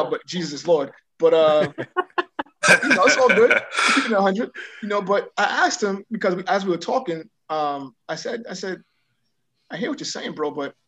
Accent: New York City, New York, United States; moved away as an adult; now in Houston, United States; I was raised in New York

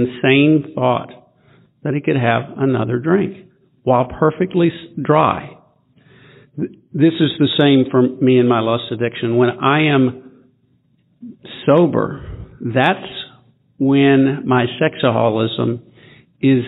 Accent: Memphis, Tennessee, United States; also born or lived in Nashville, Tennessee; I'm a sexaholic. I'm from Memphis, Tennessee. Got sober in Nashville, Tennessee, until moving back to Memphis about 10 years ago

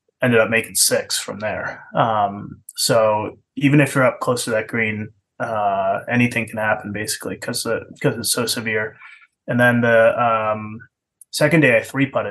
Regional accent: Western Massachusetts, United States; moved away; also born or lived in New Hampshire; Grew up in Western Mass

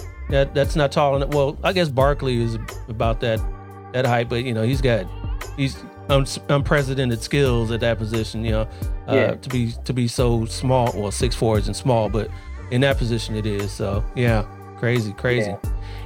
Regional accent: Columbus, Ohio, United States; moved away; I'm originally from Ohio

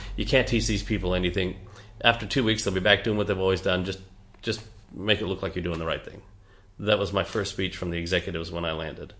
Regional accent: Canada; also born or lived in Margaret River, Australia / Geraldton, Australia; now in Perth, Australia; I'm a Canadian

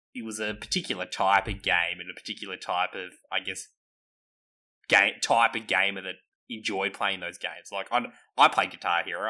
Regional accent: Australia; we're all Australian

